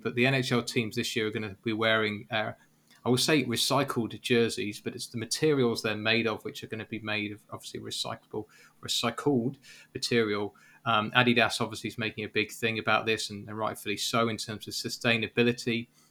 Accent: United Kingdom; I'm British

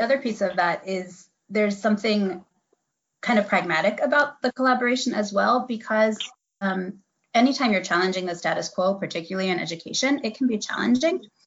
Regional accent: Midwest, United States; moved away as an adult; now in Eastern North Carolina, United States; I'm actually mm-hmm. from the Midwest.

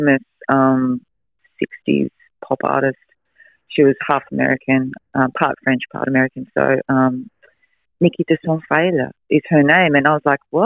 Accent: Melbourne, Victoria, Australia; now in Noosa, Australia; I grew up in Melbourne

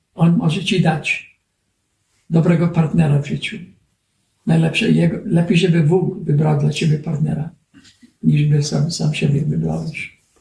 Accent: United States; Polish is a second language; u nas w Ameryce

